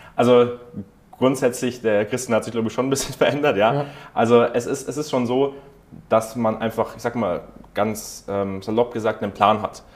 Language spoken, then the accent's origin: German; Germany; bei uns in Deutschland